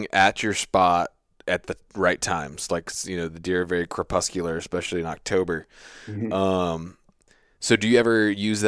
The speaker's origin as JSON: {"language": "English", "region": "Virginia", "country": "United States", "said": "I'm from Virginia"}